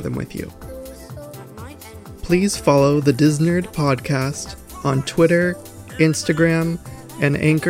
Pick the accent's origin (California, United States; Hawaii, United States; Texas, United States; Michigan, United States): California, United States; Los Angeles; I'm born and raised in Los Angeles, California